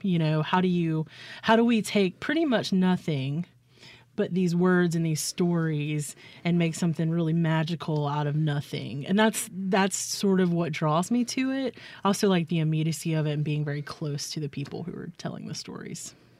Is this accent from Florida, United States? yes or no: no; Clinton, Mississippi, United States; also born or lived in Baldwyn, Mississippi / Booneville, Mississippi / Hattiesburg, Mississippi; I grew up in Clinton, Mississippi.